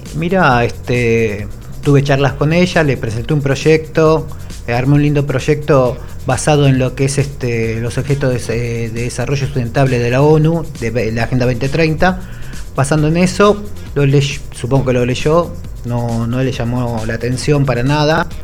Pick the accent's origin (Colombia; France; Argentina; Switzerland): Argentina; San Francisco Solano, Buenos Aires Province; me crié en un barrio en Clay el Solano un barrio que es re futbolero